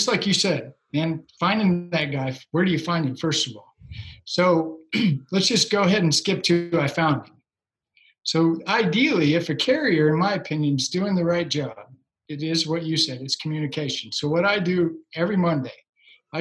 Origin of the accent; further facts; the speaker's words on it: Joplin, Missouri, United States; I'm from Joplin, Missouri. Been there my whole life